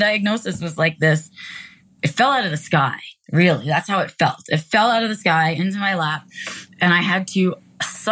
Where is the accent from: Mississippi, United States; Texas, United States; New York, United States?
New York, United States; New York City; I was raised in New York City